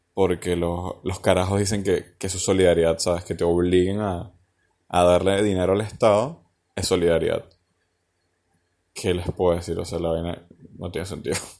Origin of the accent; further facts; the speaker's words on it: Venezuela; now in Argentina; como venezolano